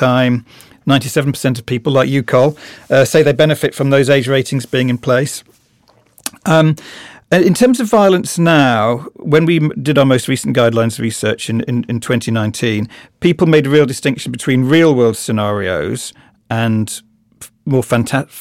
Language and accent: English; Birmingham, West Midlands, United Kingdom; in Birmingham, where I am from the West Midlands